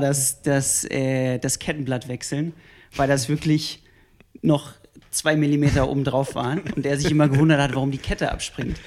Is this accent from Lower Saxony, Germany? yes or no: yes; Hanover, Lower Saxony, Germany; now in Munich, Germany; ursprünglich komme ich aus Hannover und äh, wohne jetzt auch seit zehn Jahren in München